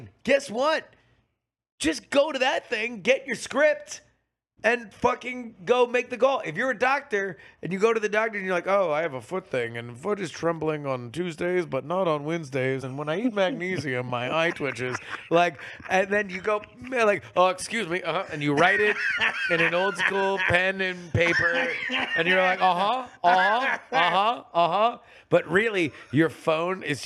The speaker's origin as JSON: {"language": "English", "region": "South Florida", "country": "United States", "tie": "born or raised there", "moved": "yes", "said": "I grew up in South Florida."}